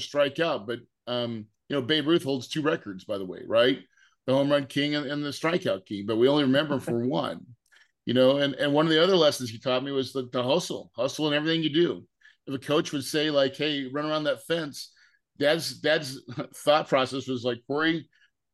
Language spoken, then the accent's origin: English; the Ozarks, Missouri, United States; I grew up in Missouri in the Ozarks